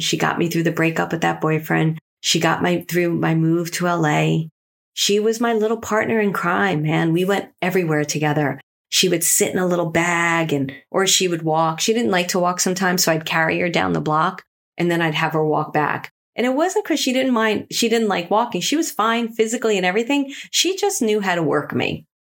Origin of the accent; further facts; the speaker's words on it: New York City, New York, United States; They were my friends that I grew up with in Brooklyn